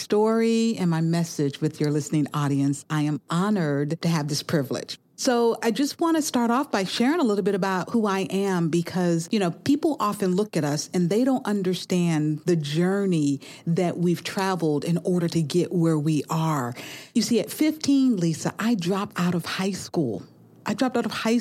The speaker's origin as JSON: {"language": "English", "town": "Albany", "region": "Georgia", "country": "United States", "tie": "born or raised there", "said": "Albany State, which was in my hometown"}